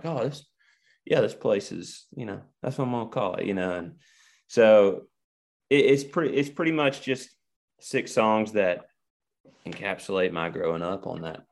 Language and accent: English; Argo, Alabama, United States; now in Nashville, United States; I grew up in Argo, Alabama, which is 3 hours south of Nashville